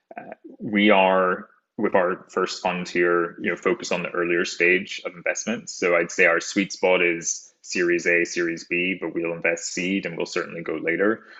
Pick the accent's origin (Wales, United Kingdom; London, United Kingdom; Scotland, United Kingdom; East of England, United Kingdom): Scotland, United Kingdom; rural; moved away; I'm an explant from Scotland, rural Scotland, uh, in the United Kingdom